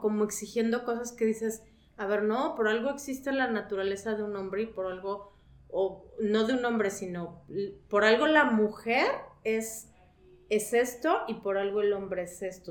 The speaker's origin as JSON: {"language": "Spanish", "town": "León", "region": "Guanajuato", "country": "Mexico", "said": "soy de León, Guanajuato"}